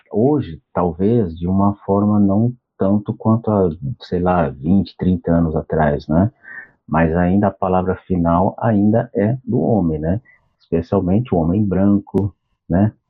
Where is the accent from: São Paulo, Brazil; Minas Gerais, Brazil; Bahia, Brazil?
São Paulo, Brazil; eu sou de São Paulo